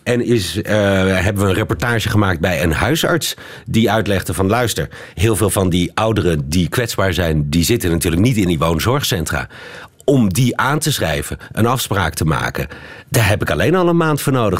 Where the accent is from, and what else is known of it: Netherlands; now in Belgium